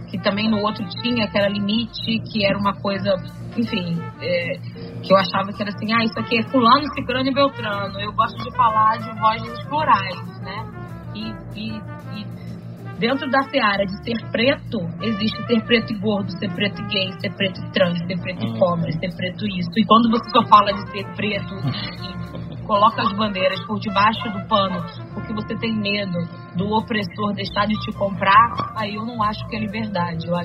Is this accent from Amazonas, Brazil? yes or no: yes; Manaus, Amazonas, Brazil; now in Rio de Janeiro, Brazil